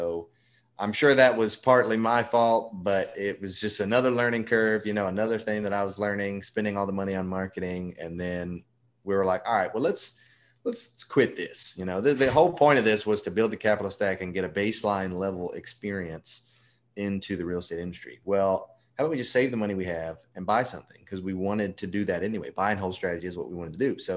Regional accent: Memphis, Tennessee, United States; also born or lived in Nebraska; now in Mobile, United States; I was actually born in Nebraska, but I I'm from Memphis, Tennessee. That's what I tell everyone. My dad was in the Navy. We moved around a lot. And Memphis is where we resided the longest.

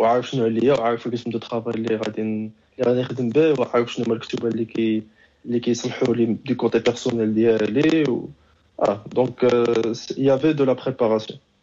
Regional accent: Tetouan, Tanger-Tetouan-Al Hoceima, Morocco; moved away as an adult; also born or lived in Tangier / Strasbourg, France; now in Sweden; خلقت في تطوان تربيت ما بين تطوان وطنجه

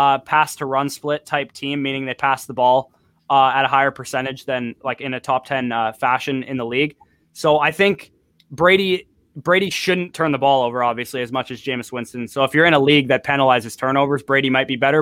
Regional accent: Canada; I'm Canadian too

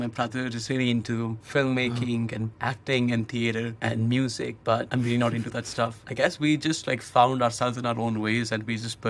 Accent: Lucknow, Uttar Pradesh, India; also born or lived in Delhi; I was born in Delhi because my entire maternal family is in Delhi. So when I was born, my mom was in Delhi, but I've lived in a city called Lucknow my entire life, which is another northern city in India, like 500 kilometers away from Delhi.

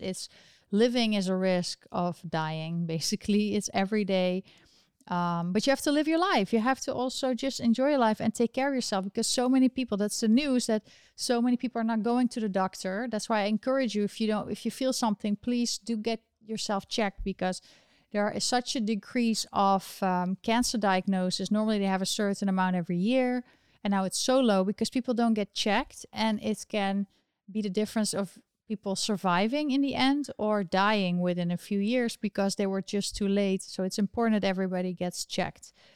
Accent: Netherlands; moved away as an adult; now in New York, United States; I'm from the Netherlands

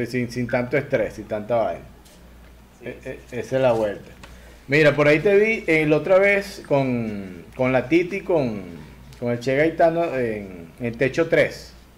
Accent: Lara, Venezuela; Yo, yo soy de Lara

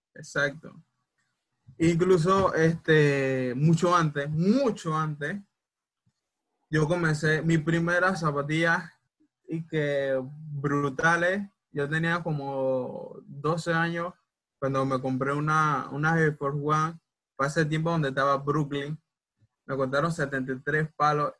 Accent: Panama; soy panameño hasta los huesos

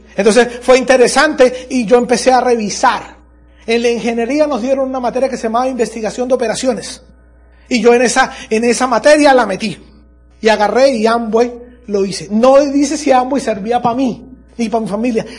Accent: Andes, Venezuela; en mi país hay un lugar que se llama Los Andes, yo soy de Los Andes

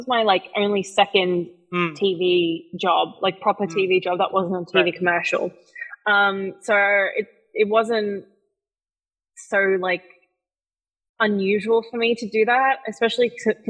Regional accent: Philippines; I have, obviously, being Filipino, you have a ton of cousins and relatives.

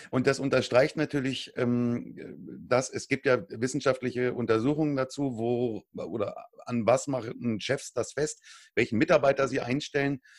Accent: Germany

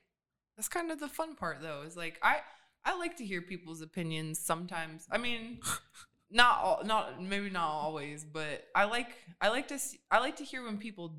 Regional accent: Pontiac, Michigan, United States; born there; I was born in Pontiac, Michigan.

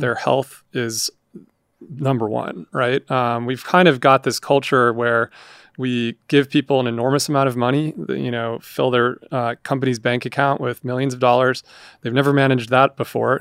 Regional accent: Montana, United States; I grew up in Montana

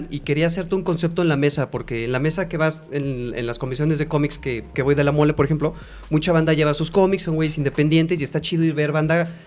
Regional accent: Mexico; Y somos mexicanos

